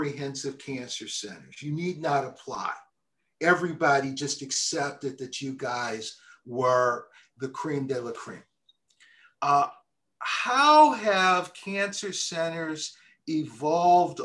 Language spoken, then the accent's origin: English; Detroit, Michigan, United States; I'm from Detroit